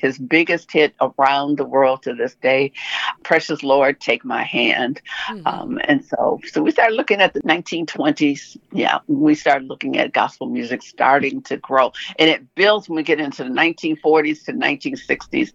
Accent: Detroit, Michigan, United States; my hometown of Detroit

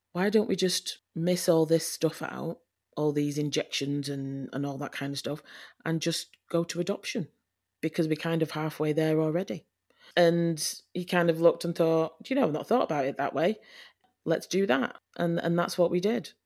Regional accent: Leeds, Yorkshire and the Humber, United Kingdom; moved away as an adult; now in North West England, United Kingdom; I am from Leeds. I was born in Leeds to, um, my mum and dad

